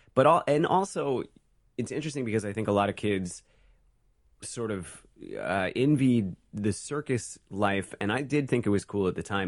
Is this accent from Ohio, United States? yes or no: no; San Francisco, California, United States; also born or lived in Oregon; I grew up in Oregon until I was, like, five, and then San Francisco until I was, like, seventeen. So most of my formative time was in the Bay Area